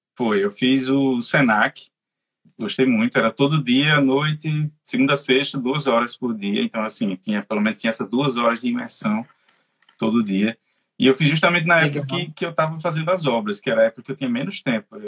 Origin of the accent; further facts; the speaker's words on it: Natal, Rio Grande do Norte, Brazil; moved away as an adult; now in Dublin, Ireland; eu sou de Natal